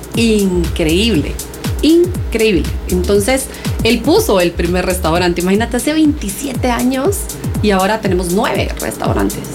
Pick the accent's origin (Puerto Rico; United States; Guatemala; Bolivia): Guatemala; also born or lived in Barcelona, Spain; yo como buena chapina